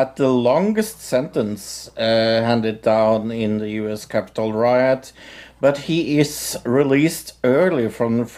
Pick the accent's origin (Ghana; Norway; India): Norway